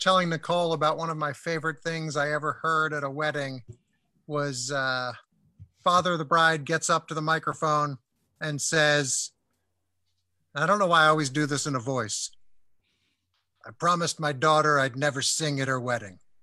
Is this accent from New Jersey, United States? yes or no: yes; Princeton, New Jersey, United States; growing up near the Princeton Record Exchange